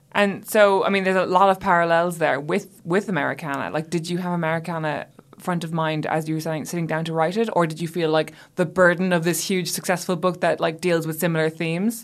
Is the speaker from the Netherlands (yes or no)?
no; Ireland; moved away; I had been away from my home country for so long